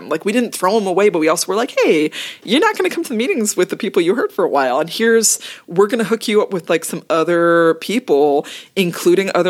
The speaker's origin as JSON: {"language": "English", "region": "Massachusetts", "country": "United States", "tie": "born or raised there", "also_born_or_lived": "Toronto / Oakland / New York / Queens", "moved": "as an adult", "lives_now": "Seattle, United States", "said": "I grew up in Massachusetts."}